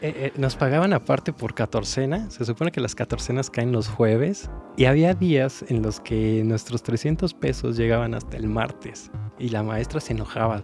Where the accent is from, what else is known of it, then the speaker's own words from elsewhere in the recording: Celaya, Guanajuato, Mexico; moved away; yo estaba en mi tierra natal, Celaya